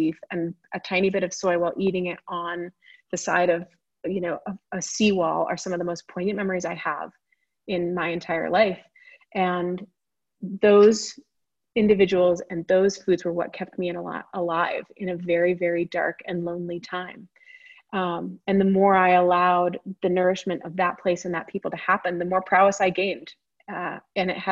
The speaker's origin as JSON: {"language": "English", "town": "Boulder", "region": "Colorado", "country": "United States", "tie": "born or raised there", "also_born_or_lived": "California", "moved": "yes", "said": "I was born and raised in Boulder and then moved away for a long time, obviously, and came back from California, in fact"}